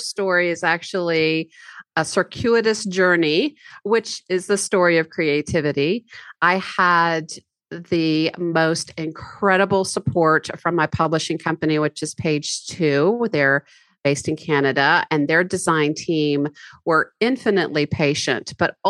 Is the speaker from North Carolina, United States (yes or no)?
yes; Highlands, North Carolina, United States; my hometown community of Highlands, which is a mountain resort community. Absolutely beautiful. We are 4,118 feet up, and we're situated on a plateau in the beautiful Blue Ridge Mountains.